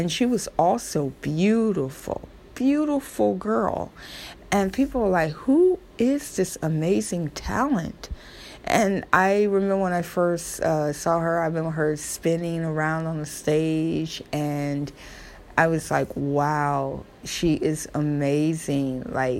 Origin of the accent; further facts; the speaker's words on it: the South, United States; accent: Southern; Oh, forgive me, my Southern accent. That's me. I'm a Southern girl.